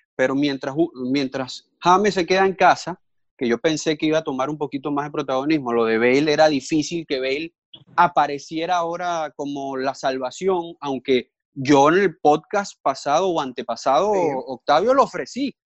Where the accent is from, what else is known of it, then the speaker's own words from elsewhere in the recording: Venezuela; now in Miami, United States; como buen venezolano